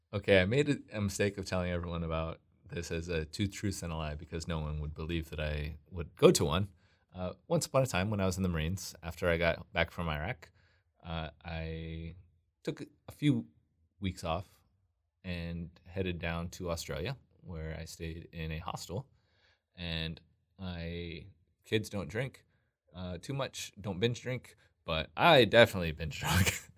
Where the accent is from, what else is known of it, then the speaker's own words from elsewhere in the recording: Southern California, United States; also born or lived in Washington; I grew up in mostly in Southern California. I was actually born in Washington, but at, when I was a toddler, we moved down to Southern California.